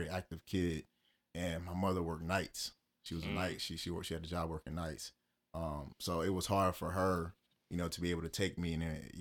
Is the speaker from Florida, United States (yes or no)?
no; Salisbury, Maryland, United States; I'm from the Eastern Shore of Maryland, Salisbury, Maryland